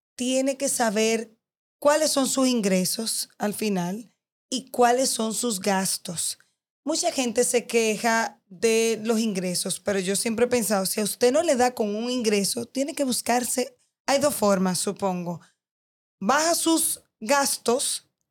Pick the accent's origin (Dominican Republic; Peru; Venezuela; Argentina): Dominican Republic; soy dominicana, vivo aquí